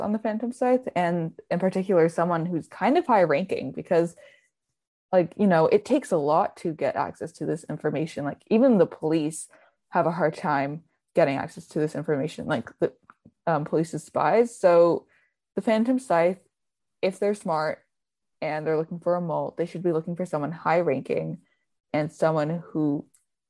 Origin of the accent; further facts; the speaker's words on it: United States; I'm the American